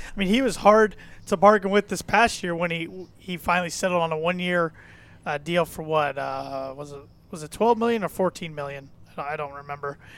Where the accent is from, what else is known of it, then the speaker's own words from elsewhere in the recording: Indiana, United States; I'm from Indiana